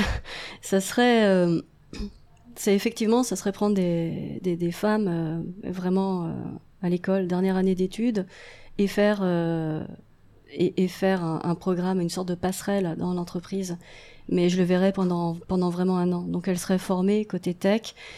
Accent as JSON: {"language": "French", "country": "France", "also_born_or_lived": "Paris", "moved": "as an adult", "lives_now": "Montreal, Canada", "said": "je suis française d'origine"}